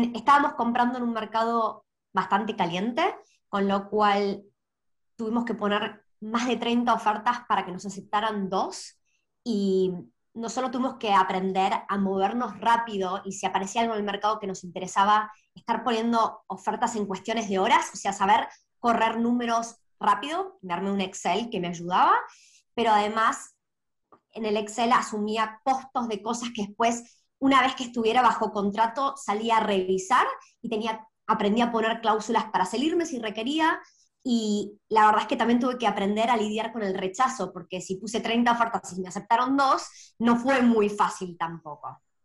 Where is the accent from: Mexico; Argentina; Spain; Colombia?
Argentina; moved away as an adult; now in Australia; Soy originalmente de Argentina. Hace seis años me mudé a Australia